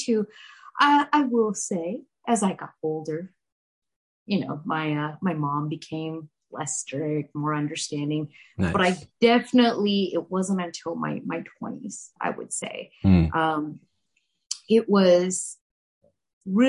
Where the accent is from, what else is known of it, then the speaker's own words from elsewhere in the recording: United States; first language Hindi; English is a second language; Even though I'm born in America, I am Indian